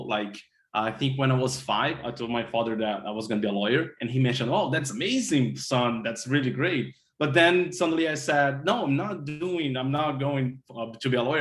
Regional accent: Brazil; moved away as an adult; now in Miami, United States; I had to went back to my home country brazil

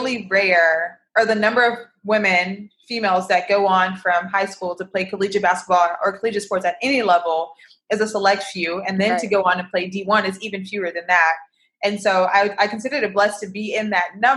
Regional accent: Midland, Texas, United States; moved away as an adult; now in Dallas, United States; I am from Midland, Texas, which is a small city, West Texas, and I currently am in Dallas, Texas in dental school

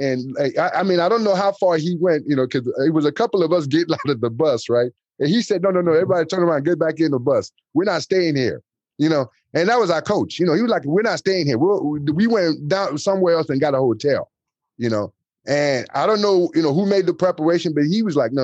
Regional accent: United States; also born or lived in Nigeria; I was raised in the States, you know, since I was like 10 years old

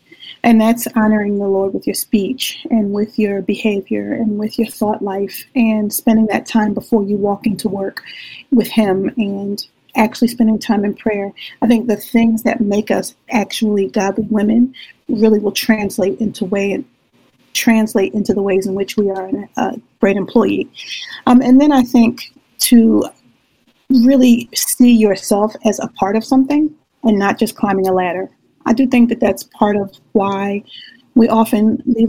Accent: Philadelphia, Pennsylvania, United States; I'm from the Philadelphia, the inner city, from a depressed community.

